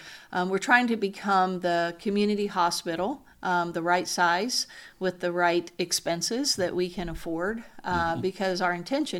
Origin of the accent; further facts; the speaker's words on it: Louisiana, United States; So I grew up in South Louisiana.